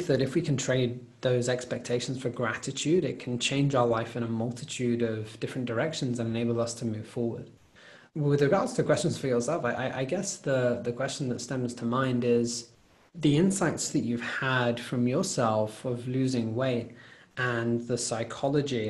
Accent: United Kingdom; as a British

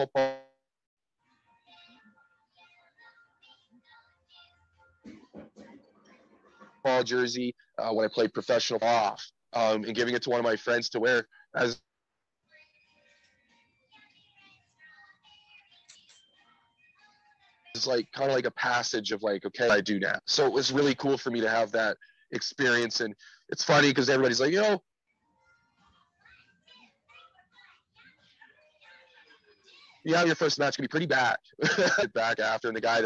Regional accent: Winnipeg, Manitoba, Canada; moved away as an adult; now in Mexico City, Mexico; I'm from Winnipeg. Born and raised

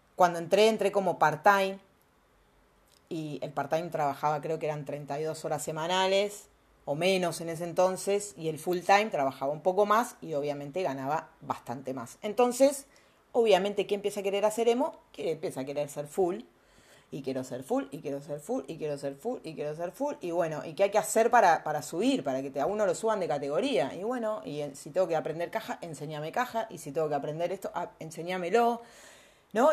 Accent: Argentina; also born or lived in Mexico; nosotros que vivimos acá en Argentina

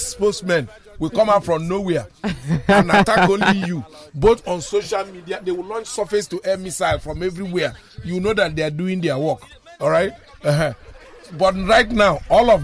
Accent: Nigeria; as a Nigerian

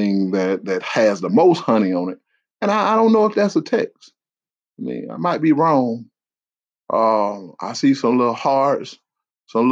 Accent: South Carolina, United States; I'm from South Carolina

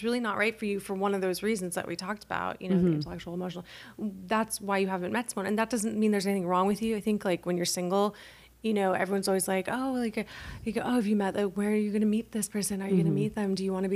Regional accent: Calabasas, California, United States; I grew up in Calabasas, super wealthy neighborhood

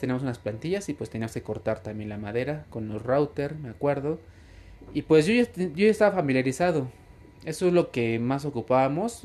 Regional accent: Tizayuca, Hidalgo, Mexico; also born or lived in Mexico City; soy de la ciudad de Tizayuca, Hidalgo, México, soy hidalguense.

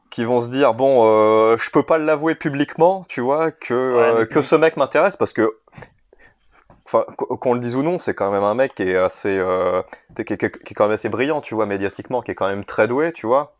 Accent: France; en tant que Français

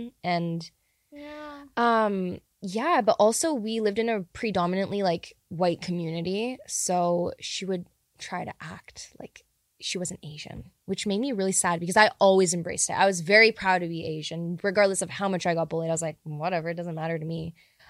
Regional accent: Canada; also born or lived in Japan; I was born in Canada, but early after I was born, we were in Japan, and like I grew up, I went to school there a little bit and then we came back, so like I was fluent and I still went to Japanese school in Canada

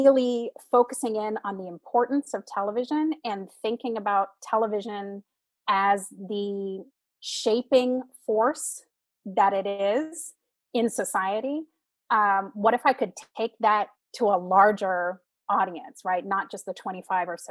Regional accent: Sacramento, California, United States; also born or lived in Florida; I came back home to Sacramento

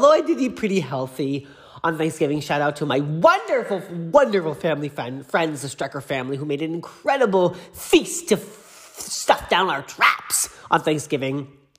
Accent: Boston suburb, Massachusetts, United States; moved away as an adult; now in Los Angeles, United States; in Boston, aka, well, not Boston, the suburb where I live, where I grew up

